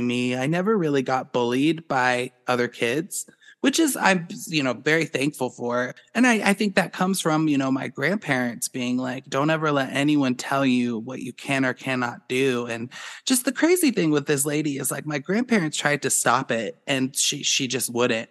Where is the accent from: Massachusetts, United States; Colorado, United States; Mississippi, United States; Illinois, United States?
Colorado, United States; Boulder; growing up in Boulder, there was no judgment. People are free birds in Boulder. They don't care what people do. It was a great place for me to grow up